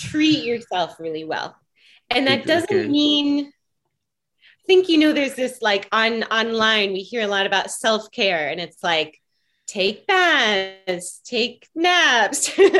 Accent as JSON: {"language": "English", "town": "Seattle", "region": "Washington", "country": "United States", "tie": "born or raised there", "said": "In Seattle."}